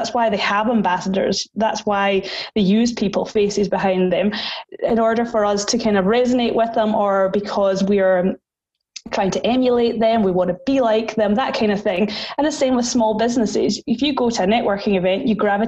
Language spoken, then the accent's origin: English; Highlands, Scotland, United Kingdom; moved away as an adult; also born or lived in Sydney, Australia; now in Perth, Australia; I am from the Highlands in Scotland, up near where the Harry Potter train takes off, where Loch Ness Monster is